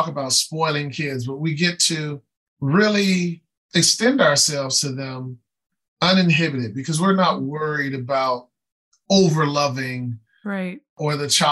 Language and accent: English; Chicago, Illinois, United States; I grew up on the west side of Chicago